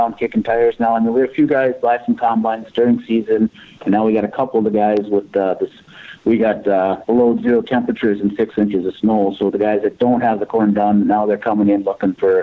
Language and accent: English; Red River Valley, North Dakota, United States; I grew up here in the River Valley in North Dakota. Grew up on a small grain and cattle farm.